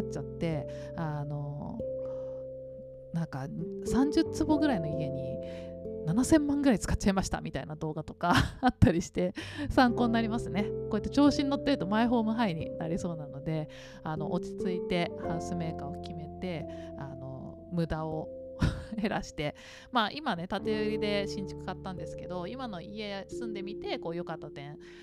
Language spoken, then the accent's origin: Japanese; Tokyo, Japan; 自分はね東京育ち